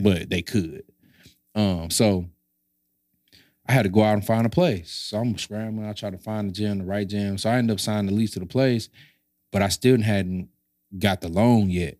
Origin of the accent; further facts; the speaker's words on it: St. Louis, Missouri, United States; I was from Saint Louis